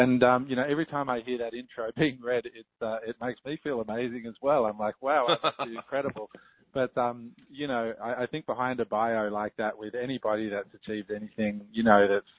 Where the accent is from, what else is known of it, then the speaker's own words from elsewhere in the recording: Australia; accent: Australian; moved away as an adult; also born or lived in United States; now in Singapore; I grew up in Australia, as all your listeners can probably hear my Australian accent.